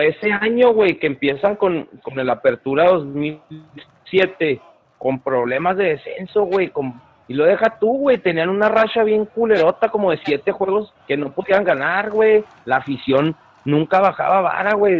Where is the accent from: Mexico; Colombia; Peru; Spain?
Mexico; Ciudad Juárez, Chihuahua; nosotros que somos de Juárez